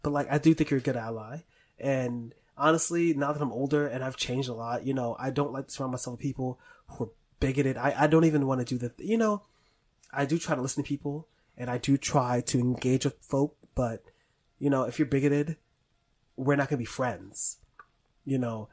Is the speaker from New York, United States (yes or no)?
yes; New York City, New York, United States; moved away as an adult; now in Brooklyn, United States; I live in fucking Brooklyn. And I'm from the Bronx